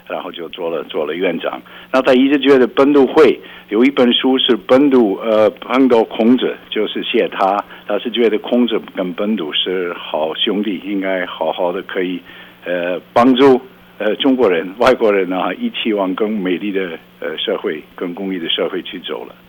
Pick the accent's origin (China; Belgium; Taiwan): Belgium; Chinese is a second language; 啊，不是，比较乡下一本一本的乡下